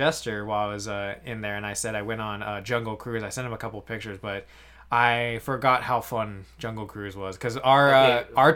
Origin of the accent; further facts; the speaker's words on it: Oregon, United States; we're from Oregon, my wife